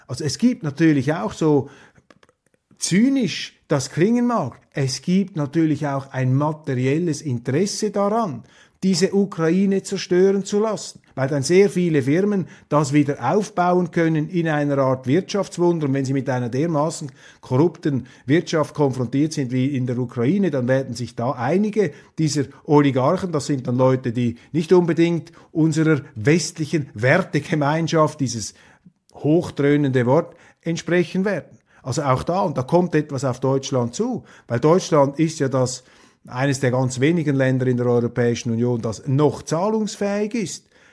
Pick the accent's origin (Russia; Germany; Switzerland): Switzerland; als Schweizer